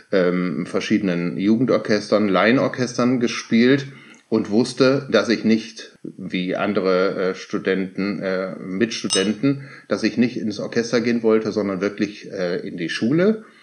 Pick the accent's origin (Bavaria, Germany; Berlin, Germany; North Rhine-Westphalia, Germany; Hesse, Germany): North Rhine-Westphalia, Germany; Cologne; moved away as an adult; also born or lived in Lower Saxony; now in Hamburg, Germany; komme aber gebürtig aus Köln.